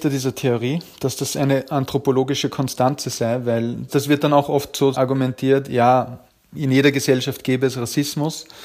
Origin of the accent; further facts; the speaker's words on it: Upper Austria, Austria; Na, ich komme eigentlich aus dem ländlichen Bereich, aus Oberösterreich, in der Gegend, also im Nachbarbezirk von Braunau, wo Hitler geboren wurde.